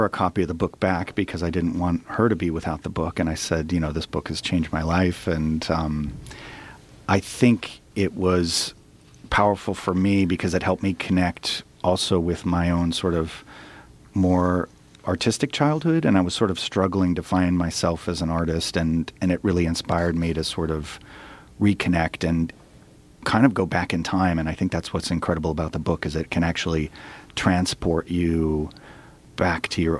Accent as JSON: {"language": "English", "region": "Vermont", "country": "United States", "tie": "born or raised there", "moved": "as an adult", "said": "I took French class starting in first grade, growing up in Vermont and in high school"}